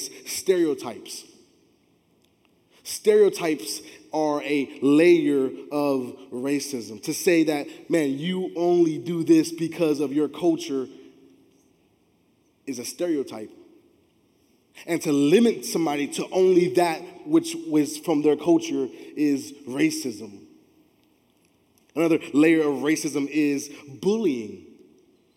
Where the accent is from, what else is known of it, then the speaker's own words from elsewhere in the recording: Miami, Florida, United States; I grew up in Miami